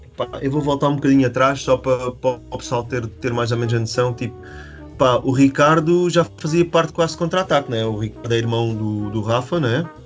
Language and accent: Portuguese; Estoi, Algarve, Portugal; also born or lived in Faro; o Bica, também é da minha aldeia, né? Pronto. A gente começámos, ele veio para a minha turma no, no segundo ano